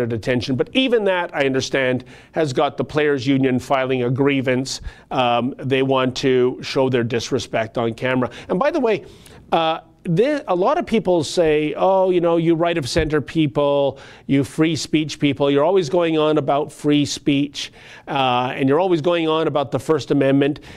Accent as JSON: {"language": "English", "country": "Canada", "said": "I, as a Canadian"}